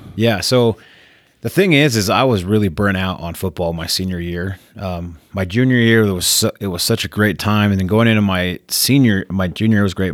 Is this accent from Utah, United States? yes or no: yes; Spanish Fork, Utah, United States; also born or lived in San Francisco, California; We moved around the state, but I, we settled down in Spanish Fork. So I grew up there, went to high school there.